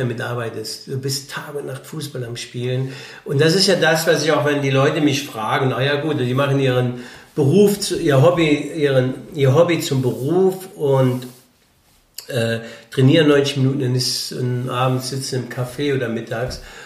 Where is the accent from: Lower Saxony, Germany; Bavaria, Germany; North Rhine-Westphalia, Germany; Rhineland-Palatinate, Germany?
Rhineland-Palatinate, Germany; Rittersdorf; ich bin in Bitburg, also in Rittersdorf, groß geworden, in einem Ort mit 1000 Einwohnern